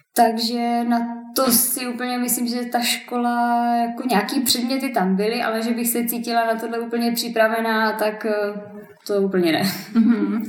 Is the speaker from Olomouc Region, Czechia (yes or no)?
yes; Šumperk, Olomouc Region, Czechia; já jsem ze Šumperka